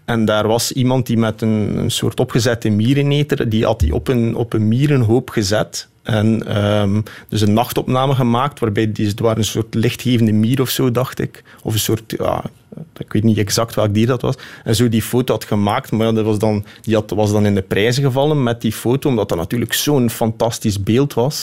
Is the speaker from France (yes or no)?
no; Flemish Ardennes, Flanders, Belgium; also born or lived in Scheldt Valley; Ik ben opgegroeid in de Vlaamse Ardennen en woon nu vlak bij de Scheldevallei